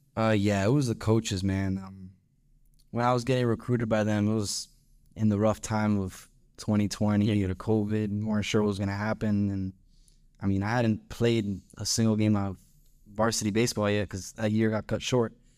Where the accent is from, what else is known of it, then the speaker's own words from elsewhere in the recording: Miami, Florida, United States; moved away as an adult; now in Ruston, United States; I'm from Miami, Florida. Uh, that's where I was born and raised